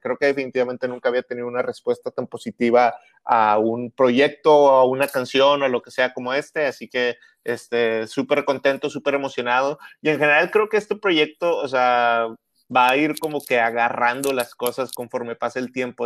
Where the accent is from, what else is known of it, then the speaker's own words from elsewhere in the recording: Monterrey, Nuevo León, Mexico; soy de Monterrey, soy de Monterrey, exactamente, nací aquí